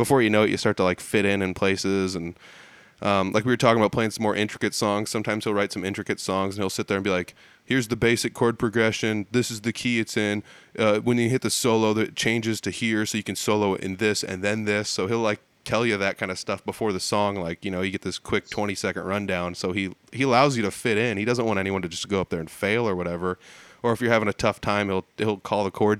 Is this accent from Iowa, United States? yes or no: yes; Humboldt, Iowa, United States; Humboldt, it's north of Fort Dodge